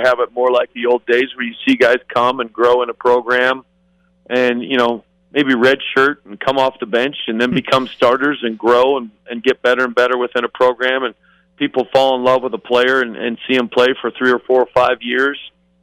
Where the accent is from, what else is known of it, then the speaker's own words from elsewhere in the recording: Payson, Utah, United States; also born or lived in Lubbock, Texas; now in Las Vegas, United States; I grew up in Payson, Utah, straight up I-15 from here